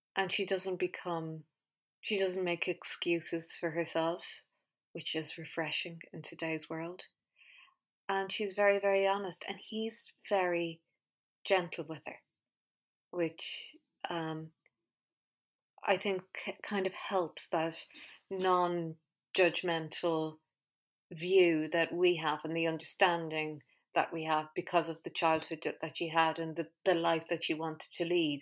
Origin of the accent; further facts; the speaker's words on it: Ireland; I grew up in Ireland in the 80s